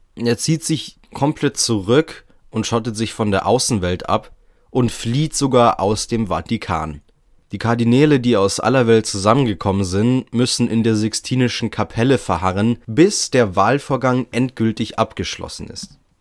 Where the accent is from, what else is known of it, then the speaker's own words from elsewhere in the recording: Germany; bei uns in Deutschland